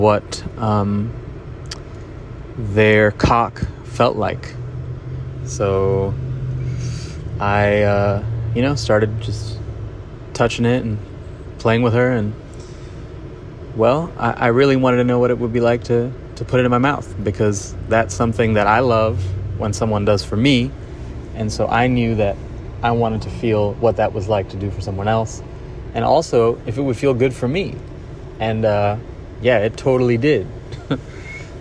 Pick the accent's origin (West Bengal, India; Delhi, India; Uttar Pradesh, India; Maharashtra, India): Maharashtra, India; Mumbai; growing up in Bombay around artists and photographers and musicians